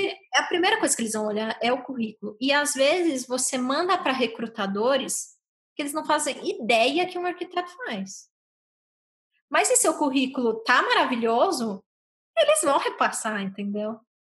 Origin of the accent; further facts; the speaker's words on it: São Paulo, Brazil; moved away as an adult; also born or lived in Dublin, Ireland; now in Ireland; eu sou de São Paulo